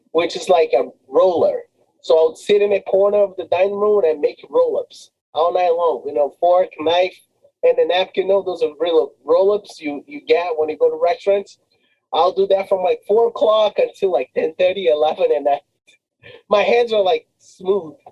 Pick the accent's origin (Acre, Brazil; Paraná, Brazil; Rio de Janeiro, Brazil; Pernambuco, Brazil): Rio de Janeiro, Brazil; moved away as an adult; also born or lived in Boston; now in Massachusetts, United States; growing up in Rio, you know, a lot of fun, a lot of partying, a lot of friends, a lot of good times